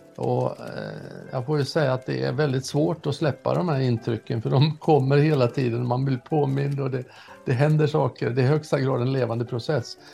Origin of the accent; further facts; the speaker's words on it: Norrland, Sweden; jag satt uppe i Norrland där jag kommer ifrån